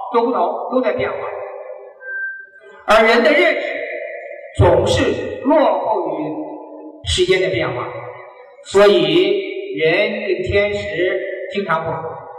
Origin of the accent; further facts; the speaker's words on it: Hunan, China; 我们湖南人毛泽东主席，他也遇上了。